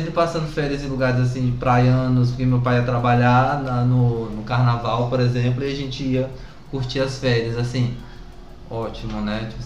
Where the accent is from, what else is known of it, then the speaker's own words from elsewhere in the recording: Vitória da Conquista, Bahia, Brazil; moved away; also born or lived in Ceará; Baiano, né? Baiano. É Nascida em Vitória da Conquista, que é uma cidade lá do sudoeste, que é uma das cidades mais frias da Bahia